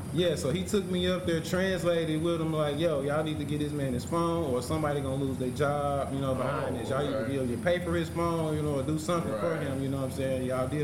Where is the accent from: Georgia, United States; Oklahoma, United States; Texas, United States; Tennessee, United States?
Tennessee, United States; Memphis; I grew up in South Memphis.